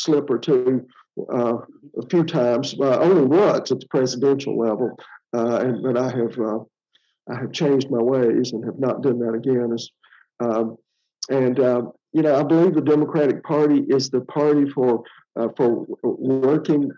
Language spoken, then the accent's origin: English; Centreville, Alabama, United States; also born or lived in Andalusia, Alabama; I am originally from Bibb County, the Centerville Brent area.